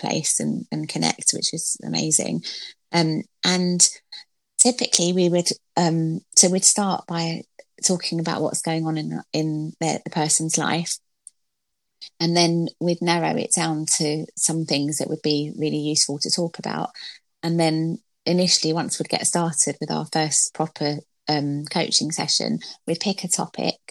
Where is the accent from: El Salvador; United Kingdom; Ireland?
United Kingdom; London; I'm from Stratford in East London, and I used to have to get like a bus and a train to school